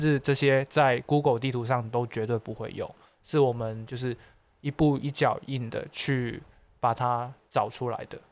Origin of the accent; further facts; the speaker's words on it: Xiamen, Fujian, China; moved away; also born or lived in Macau; 还是一个厦门人，嗯。因为我从小兼职在厦门生活过